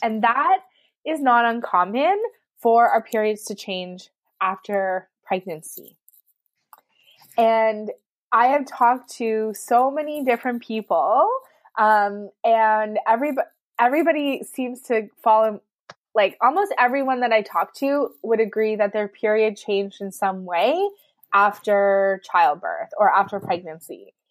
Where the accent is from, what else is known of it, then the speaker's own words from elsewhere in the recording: Canada; I'm from Canada